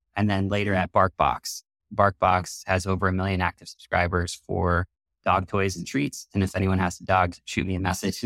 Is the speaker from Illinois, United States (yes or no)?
no; New York City, New York, United States; I grew up on the East Coast in New York City